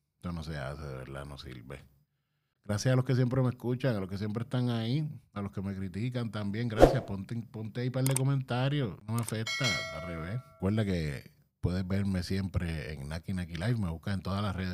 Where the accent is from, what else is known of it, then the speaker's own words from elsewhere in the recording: Puerto Rico; Yo soy boricua